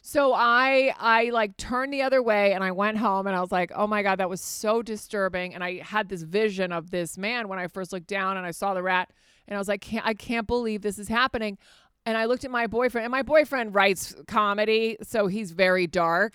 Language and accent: English; Fairfax, Virginia, United States; also born or lived in Spain; I grew up in Fairfax, Virginia